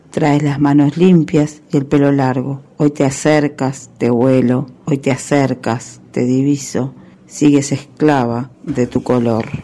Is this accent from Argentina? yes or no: no; Uruguay; soy uruguaya